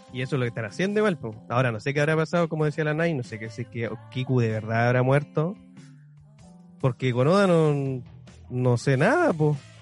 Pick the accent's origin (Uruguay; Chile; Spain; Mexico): Chile